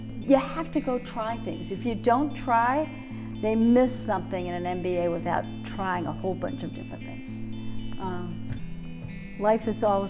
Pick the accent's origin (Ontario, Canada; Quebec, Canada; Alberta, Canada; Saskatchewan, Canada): Ontario, Canada; Toronto; also born or lived in Vancouver / Darien, Connecticut; So yeah, so we I grew up in Toronto and then moved out to Vancouver, which was really cool.